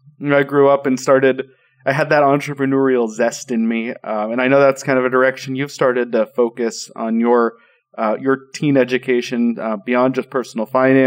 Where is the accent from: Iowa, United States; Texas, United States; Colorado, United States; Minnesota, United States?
Colorado, United States; Denver; I grew up in Denver